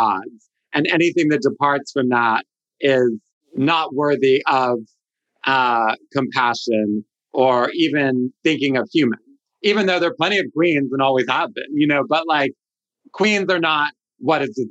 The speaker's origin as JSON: {"language": "English", "town": "Washington", "region": "District of Columbia", "country": "United States", "tie": "born or raised there", "also_born_or_lived": "San Francisco", "moved": "yes", "said": "a closeted kid growing up in Washington, D.C."}